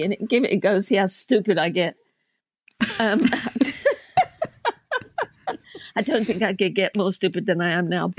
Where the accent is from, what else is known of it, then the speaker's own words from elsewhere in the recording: England, United Kingdom; moved away as an adult; also born or lived in United States; growing up in England in the 50s